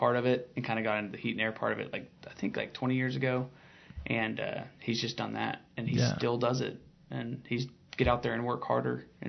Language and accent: English; Piedmont, Oklahoma, United States; born and raised here. My grandpa still lives here. He lives 5 miles from where we're sitting right now, and you know, I was born and raised in Piedmont. My dad was born and raised out there.